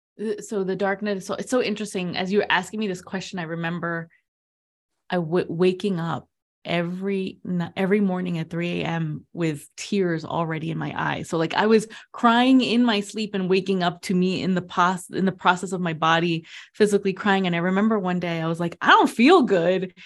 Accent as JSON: {"language": "English", "region": "New Jersey", "country": "United States", "tie": "born or raised there", "also_born_or_lived": "Queens, New York", "said": "I was born in Queens, raised in New Jersey with Latin American parents"}